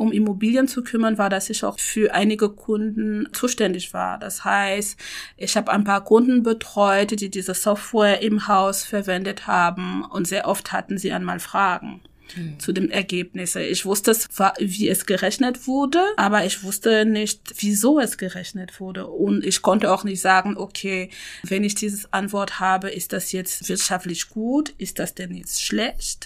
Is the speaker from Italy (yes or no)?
no; Cameroon; German is a second language; moved away as an adult; now in Hamburg, Germany; ich bin in Kamerun geboren, aufgewachsen und bin erst mit 20 nach Deutschland gekommen